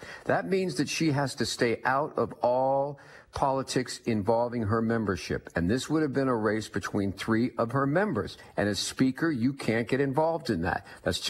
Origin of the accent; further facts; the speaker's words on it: Ohio, United States; we're not from California. We're from Ohio.